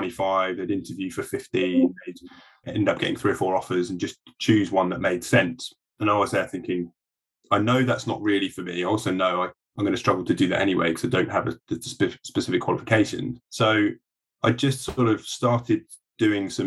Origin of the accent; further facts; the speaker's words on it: Surrey, South East England, United Kingdom; also born or lived in Sheffield / London; I grew up in Surrey, so I didn't live far from London.